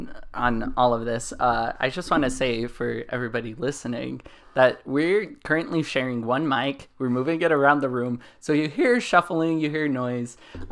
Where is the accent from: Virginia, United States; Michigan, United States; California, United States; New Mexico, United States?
New Mexico, United States; moved away; I'm from New Mexico.